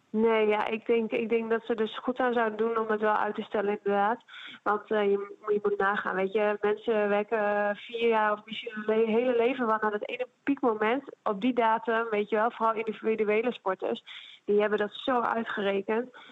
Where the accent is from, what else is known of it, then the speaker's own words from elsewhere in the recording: Netherlands; moved away as an adult; also born or lived in Italy; naar mijn thuisland wil keren